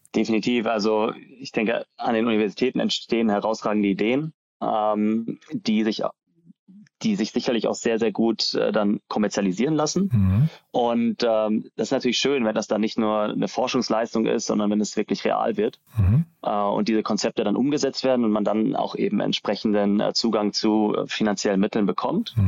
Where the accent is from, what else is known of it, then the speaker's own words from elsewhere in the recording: Ulm, Baden-Württemberg, Germany; also born or lived in Darmstadt; ich komme aus Ulm